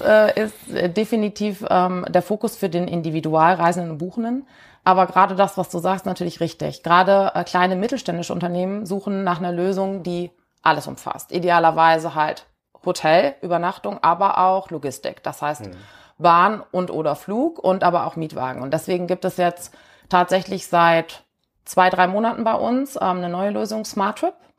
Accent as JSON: {"language": "German", "town": "Cologne", "region": "North Rhine-Westphalia", "country": "Germany", "also_born_or_lived": "Rheingau", "said": "ich äh, komme aus Köln"}